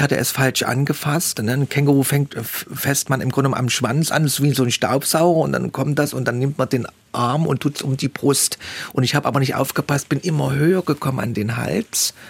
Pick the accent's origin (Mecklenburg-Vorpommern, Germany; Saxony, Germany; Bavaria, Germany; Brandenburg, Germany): Saxony, Germany; Leipzig; Wir kennen als Leipziger das alles noch